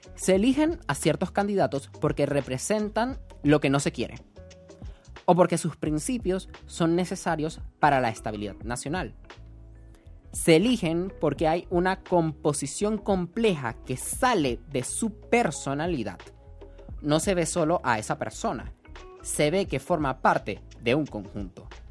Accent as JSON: {"language": "Spanish", "country": "Venezuela", "said": "me siento tan poco venezolano"}